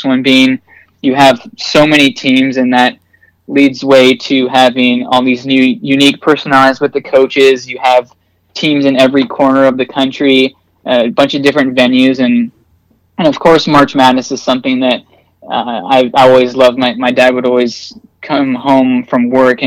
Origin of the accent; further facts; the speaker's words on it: Seattle, Washington, United States; moved away as an adult; now in Charlotte, United States; I'm from Seattle